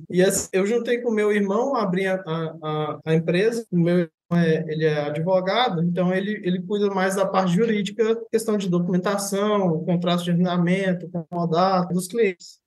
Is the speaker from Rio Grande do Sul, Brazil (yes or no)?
no; Paracatu, Minas Gerais, Brazil; eu sou de Minas Gerais, do interior de Minas Gerais, uma cidade que chama Paracatu